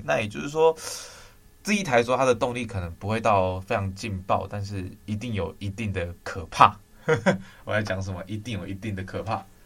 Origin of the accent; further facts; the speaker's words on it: southern Taiwan, Taiwan; moved away; 我是南部人，我那时候回南部